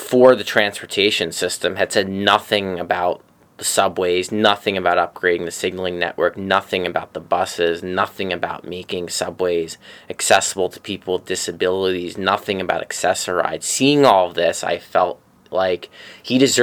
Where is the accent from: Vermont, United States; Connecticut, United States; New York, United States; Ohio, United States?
New York, United States; New York City; I'm from Bay Ridge, Brooklyn, I grew up there, I still live there